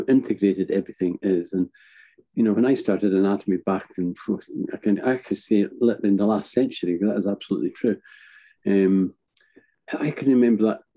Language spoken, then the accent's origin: English; north of Scotland, United Kingdom; also born or lived in Edinburgh; I'm physically located in the north of Scotland, which is my hometown.